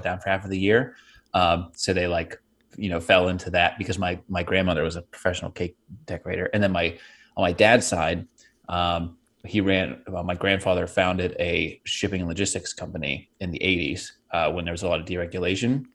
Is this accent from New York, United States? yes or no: no; Pittsburgh, Pennsylvania, United States; I grew up in Pittsburgh. Uh, I mean, we moved around a little bit, but we really settled there when I was five